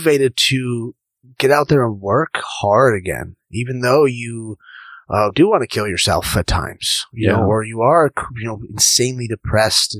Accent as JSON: {"language": "English", "area": "Orange County", "region": "California", "country": "United States", "tie": "born or raised there", "also_born_or_lived": "Newport Beach", "said": "growing up in Orange County"}